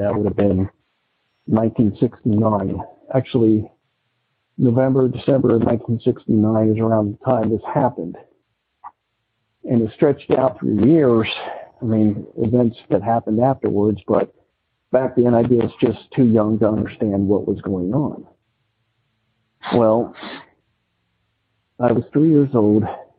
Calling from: Cincinnati, Ohio, United States; I'm calling from Cincinnati, Ohio.

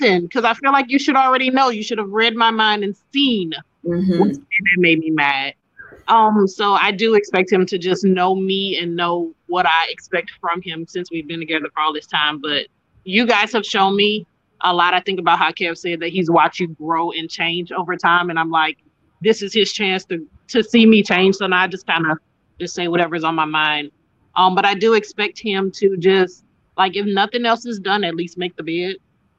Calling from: Houston, Texas, United States; I am in Houston. I just walked out of my office so that I can speak loud.

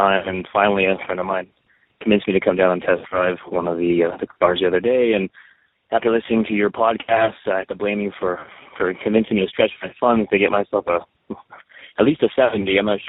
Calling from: San Diego, California, United States; I'm from San Diego.

